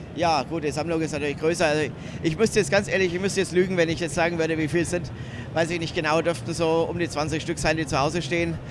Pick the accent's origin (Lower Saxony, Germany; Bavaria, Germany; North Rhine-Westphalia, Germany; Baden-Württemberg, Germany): Bavaria, Germany; near Nuremberg; ich komme aus der Nähe von Nürnberg eigentlich